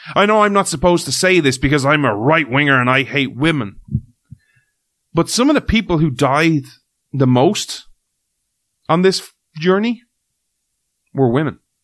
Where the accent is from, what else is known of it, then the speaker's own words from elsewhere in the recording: Ireland; as someone who's grown up in Ireland who has had rain pretty much nearly in some way, shape, or form every day of his life